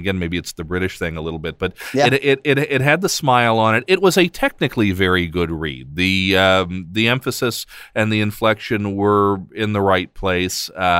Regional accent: United States

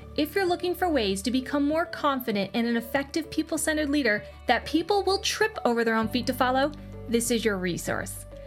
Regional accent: western Massachusetts, United States; I was born in a wicked small town in western Massachusetts

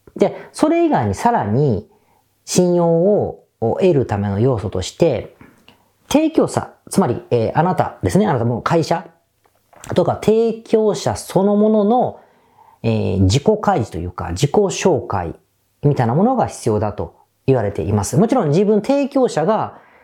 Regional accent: Osaka, Japan; moved away as an adult; now in Tokyo, Japan; 僕大阪出身なんですが

